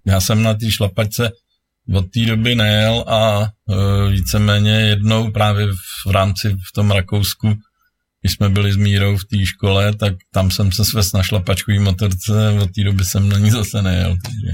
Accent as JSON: {"language": "Czech", "town": "Příbram", "region": "Central Bohemian Region", "country": "Czechia", "said": "Já jsem z Příbramy"}